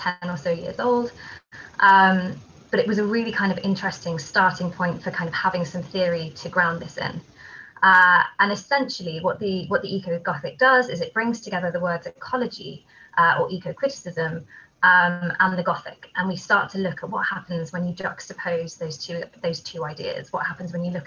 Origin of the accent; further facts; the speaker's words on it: Kent, South East England, United Kingdom; I grew up in Kent in England, which is a place with a lot of ancient woodland there